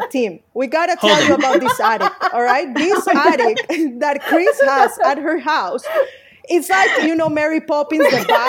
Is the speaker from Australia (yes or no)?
no; Colombia; in Colombia, because I'm from Colombia